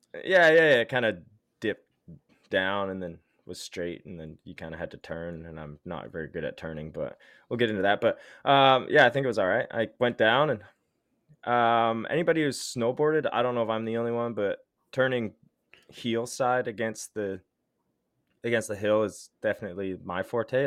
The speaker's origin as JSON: {"language": "English", "town": "Ottawa", "region": "Ontario", "country": "Canada", "tie": "born or raised there", "said": "I grew up in Ottawa"}